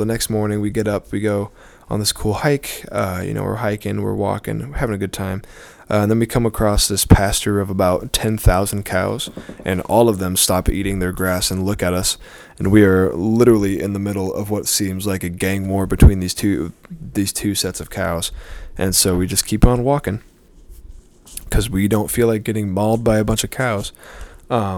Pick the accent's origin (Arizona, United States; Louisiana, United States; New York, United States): Arizona, United States; I'm from Arizona